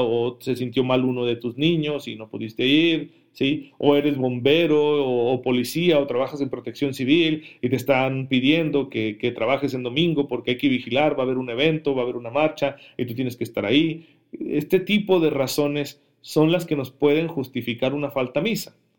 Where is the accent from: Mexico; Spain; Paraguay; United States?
Mexico; para nosotros como mexicanos